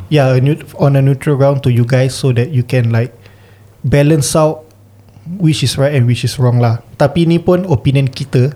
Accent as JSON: {"language": "Malay", "country": "Singapore", "tie": "born or raised there", "said": "kami sebagai podcaster anak jati Singapura Melayu terkini"}